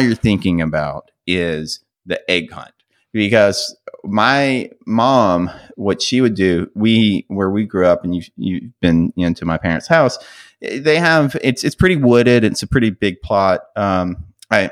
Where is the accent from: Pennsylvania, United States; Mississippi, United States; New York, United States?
Mississippi, United States; growing up in Mississippi